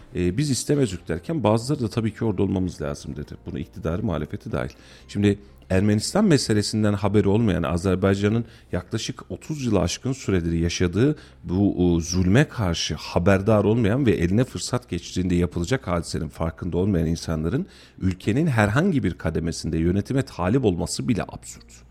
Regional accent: Kayseri Province, Turkey; biz burada Kayseriliyiz

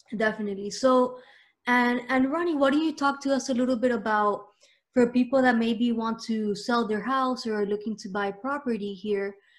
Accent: Miami, Florida, United States; myself, I was born here

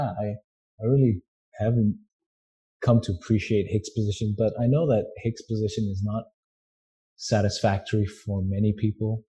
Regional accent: India; moved away; I'm from India

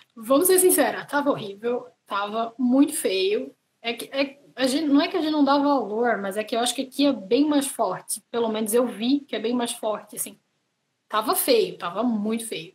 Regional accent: Santa Catarina, Brazil; moved away as an adult; now in Ireland; eu sou de Santa Catarina, é, sou de uma cidadezinha pequena.

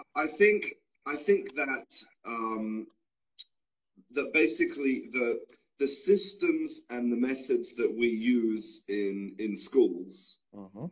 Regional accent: Australia; now in Spain; I was born in Australia, but now I live and I work in Spain

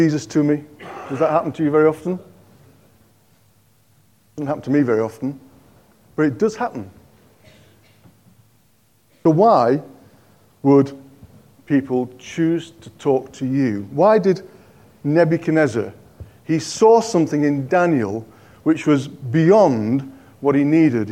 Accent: Yorkshire and the Humber, United Kingdom; now in Cockermouth, United Kingdom; I'm a Yorkshireman

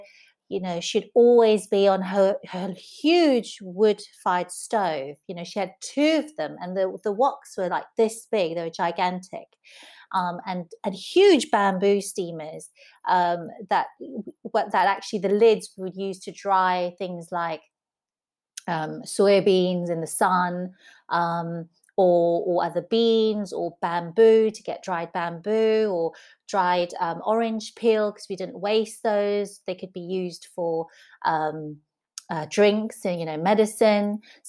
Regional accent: southern Taiwan, Taiwan; also born or lived in Taipei; For me, I grew up with my family, my maternal grandparents in southern Taiwan until I was five. I was born in Taipei, but my parents worked in the city.

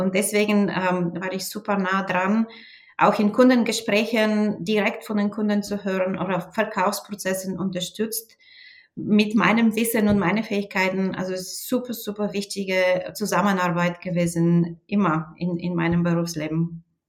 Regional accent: Bulgaria; German is a second language; moved away as an adult; now in Germany; ich bin auch in Bulgarien aufgewachsen

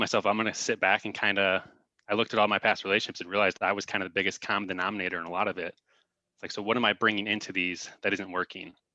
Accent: Crown Point, Indiana, United States; moved away as an adult; now in Arizona, United States; I'm originally from, uh, Crown Point, Indiana

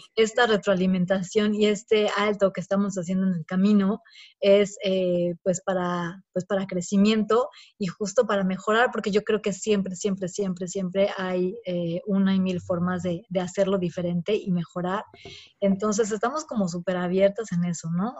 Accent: Mexico; moved away; somos como mexicanas viviendo en el extranjero

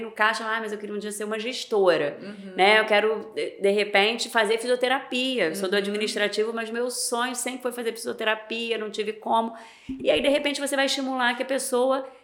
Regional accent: Niterói, Rio de Janeiro, Brazil; moved away as an adult; now in Campos dos Goytacazes, Brazil; eu sou de Niterói né nasci em Niterói vivi lá a minha vida toda e há sete anos atrás eu vim morar em Campos

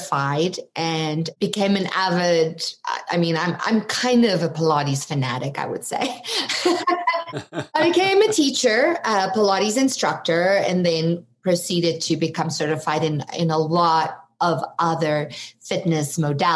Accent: South Africa; moved away as an adult; now in United States; you might detect an accent. I'm from South Africa originally.

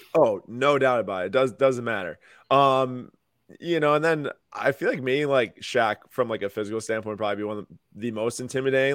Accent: Milwaukee, Wisconsin, United States; I'm from Milwaukee. I live here right now

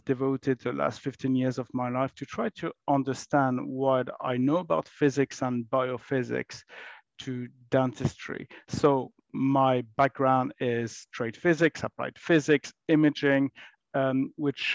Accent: France; moved away as an adult; now in United Kingdom; I grew up in France many, many years ago

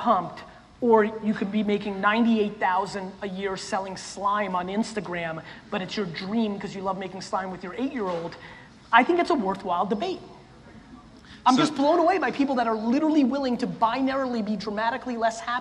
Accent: Russia; I was born in Russia, in the former Soviet Union

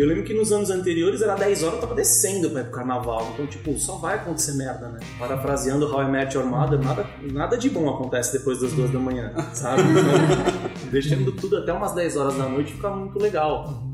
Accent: São Paulo, Brazil; sou da Moca, antes de ser de São Paulo

